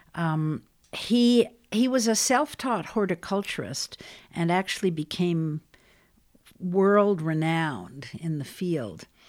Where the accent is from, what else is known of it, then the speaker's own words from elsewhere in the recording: twenty miles outside of New York City, United States; I grew up about twenty miles outside of New York City, northeast towards Connecticut.